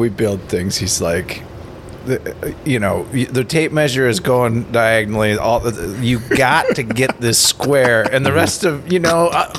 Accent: Minnesota, United States; it maybe being Minnesotan or whatever, just kind of in our culture.

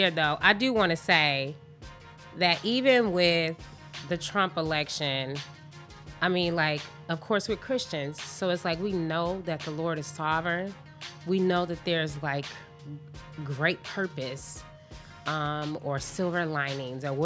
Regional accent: Flint, Michigan, United States; we both was born and raised in Flint.

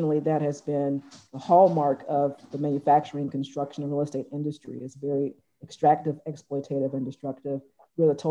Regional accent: Atlanta, Georgia, United States; I grew up in Atlanta, volunteering in soup kitchens at age 6 and on up.

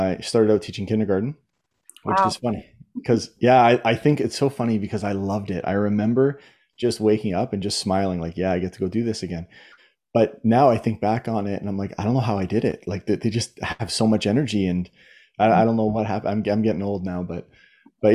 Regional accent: Southern Ontario, Canada; I grew up in Southern Ontario, and I went through the Ontario school system

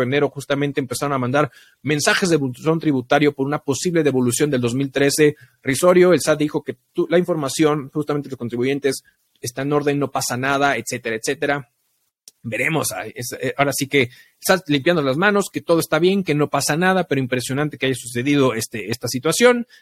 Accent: Mexico; como mexicanos

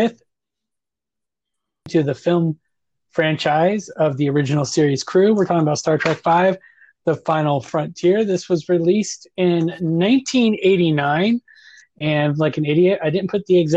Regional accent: Fort Walton Beach, Florida, United States; growing up in Fort Walton

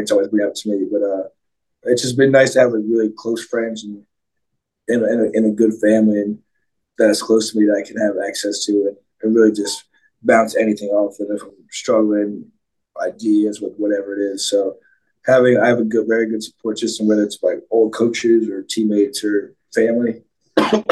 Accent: Philadelphia, Pennsylvania, United States; when I grew up in Philly, there was a team called the Anderson Monarchs

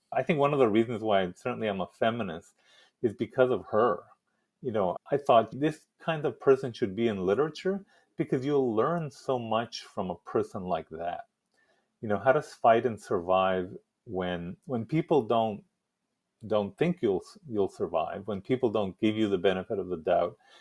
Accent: El Paso, Texas, United States; moved away; it's a working class neighborhood now in El Paso

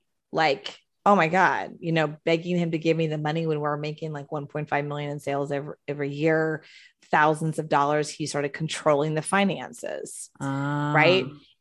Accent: Houston, Texas, United States; also born or lived in Florida; I'm from Texas, born, raised Texas, Houston, Texas. Lived in Florida in the early 2000s, then went home.

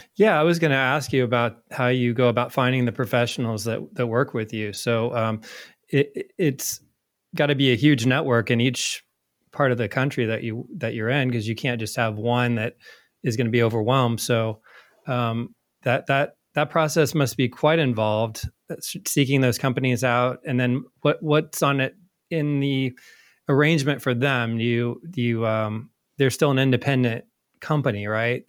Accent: Indiana, United States; moved away as an adult; also born or lived in New York; moved to, back to my home state of Indiana

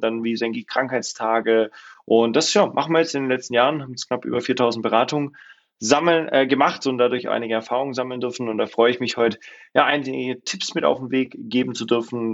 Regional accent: Swabia, Baden-Württemberg, Germany; ich komme ursprünglich aus dem Schwarmländle, bin geboren äh, südlich von Stuttgart

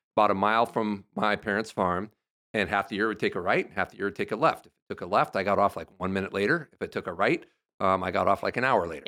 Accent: Nashua, Iowa, United States; moved away; my hometown is Nashua

